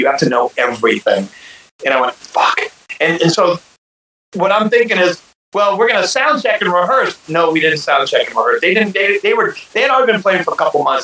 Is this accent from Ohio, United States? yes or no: yes; Ohio, United States; i grew up in Ohio